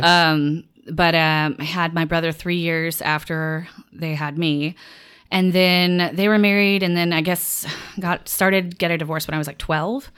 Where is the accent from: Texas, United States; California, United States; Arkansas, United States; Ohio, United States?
Arkansas, United States; Little Rock; moved away as an adult; also born or lived in Louisiana; I'm from Arkansas originally, Little Rock, Arkansas.